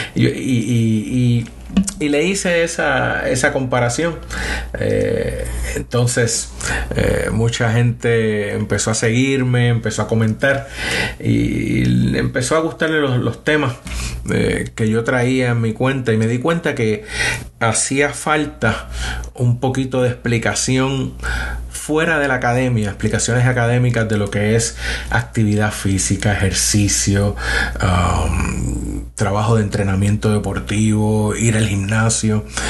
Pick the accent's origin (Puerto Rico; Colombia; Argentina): Puerto Rico; San Juan; moved away as an adult; also born or lived in Boston, United States / Michigan, United States; now in Huntsville, United States; soy nacido y criado en Puerto Rico. Eh, me crié en una zona del área metropolitana de Puerto Rico de San Juan, en Río Piedras